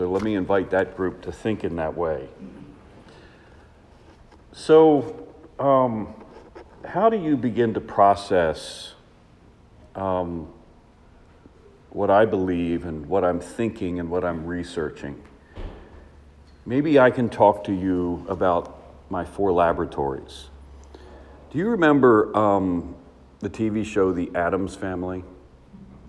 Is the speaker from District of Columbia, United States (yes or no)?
yes; Washington, District of Columbia, United States; I am from Washington, D.C.